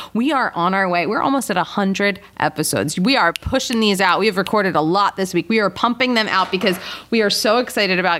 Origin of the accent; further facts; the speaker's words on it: Philadelphia, Pennsylvania, United States; I'm from Philly